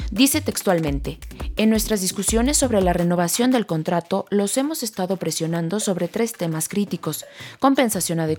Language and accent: Spanish; Mazatlán, Sinaloa, Mexico; No soy de aquí, soy de Mazatlán, pero esto venía uno y estaba hermoso